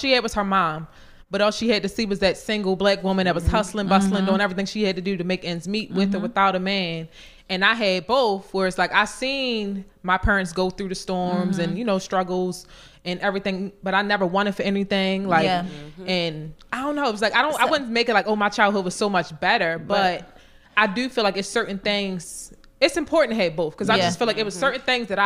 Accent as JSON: {"language": "English", "town": "Baltimore", "region": "Maryland", "country": "United States", "tie": "born or raised there", "said": "growing up in Baltimore, I had a two-parent household"}